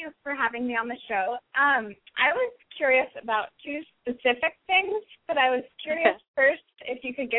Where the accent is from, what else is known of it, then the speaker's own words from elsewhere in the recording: Santa Cruz, California, United States; now in New York, United States; I'm in New York right now, but I'm from Santa Cruz.